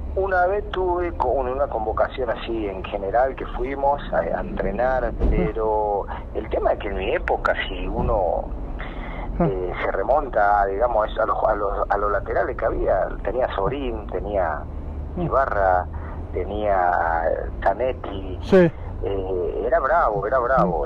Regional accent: Formosa, Argentina; now in San Luis, Argentina; yo soy de provincia, soy de Formosa

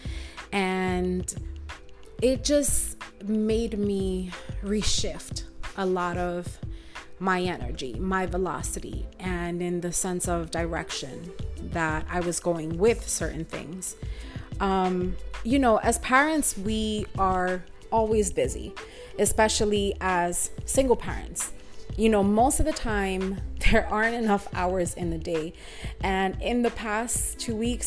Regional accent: New York City, New York, United States; I grew up in Washington Heights, in the 90s

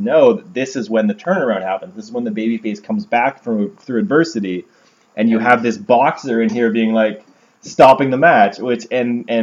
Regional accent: Canada; we're Canadian

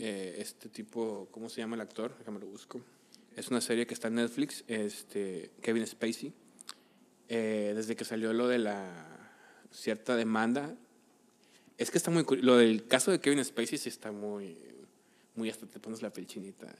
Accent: Mexico; los mexicanos somos súper fans de idolatrar a cualquiera que no sea mexicano

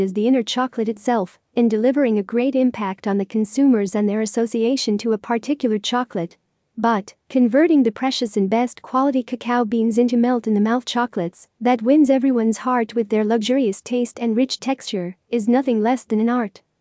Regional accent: Lebanon; from Lebanon.

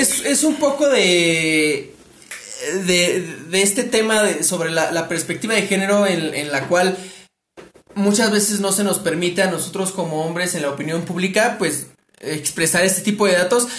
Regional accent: Mexico City, Mexico; somos de la Ciudad de México

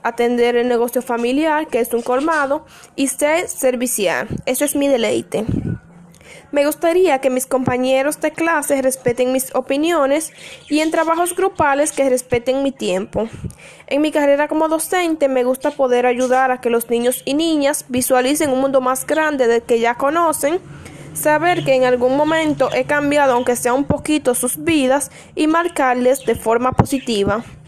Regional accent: Salcedo, Hermanas Mirabal, Dominican Republic; Soy oriunda de Salcedo, provincia Hermanas Mirabar.

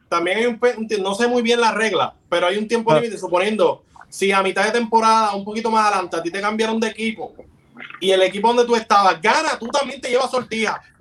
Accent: Bayamón, Puerto Rico; Yo soy de Bayamón

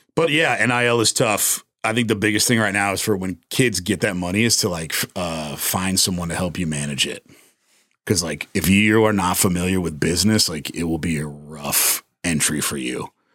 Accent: San Antonio, Texas, United States; also born or lived in Austin; my boy Sean that randomly enough I grew up with here in San Antonio

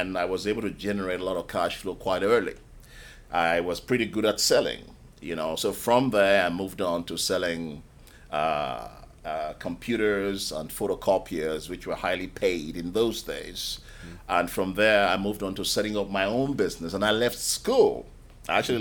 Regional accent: Nigeria; moved away as an adult; also born or lived in United Kingdom; now in London, United Kingdom; I was born in Nigeria. And I spent the first 19 years of my life in Nigeria

